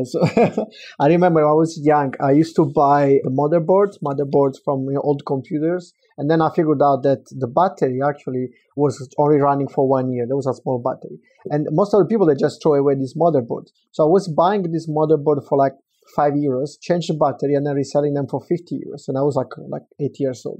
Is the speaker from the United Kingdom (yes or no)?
no; Southern Italy, Italy; moved away; growing up in Italy, especially south of Italy